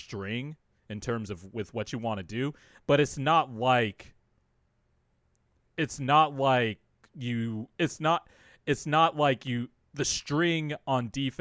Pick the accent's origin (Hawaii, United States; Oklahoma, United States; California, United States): California, United States; Bakersfield; also born or lived in San Diego, California / La Mesa, California; I lived in La Mesa until I was about 7 or 8 years old before I moved to Bakersfield